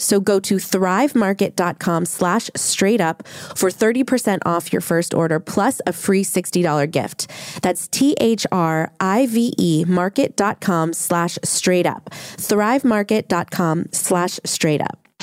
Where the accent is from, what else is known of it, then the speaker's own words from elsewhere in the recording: New Orleans, Louisiana, United States; I grew up in New Orleans